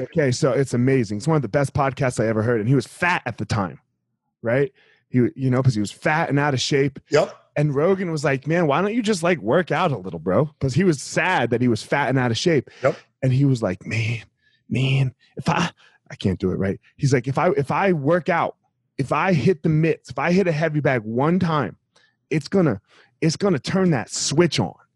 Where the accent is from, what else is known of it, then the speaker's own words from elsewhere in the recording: New Jersey, United States; I grew up in Jersey